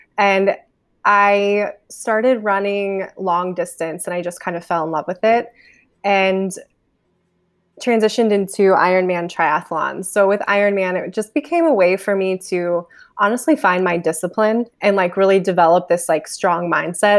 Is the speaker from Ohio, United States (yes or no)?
yes; Ohio, United States; now in Los Angeles, United States; I'm originally from Ohio, but from a very, very small town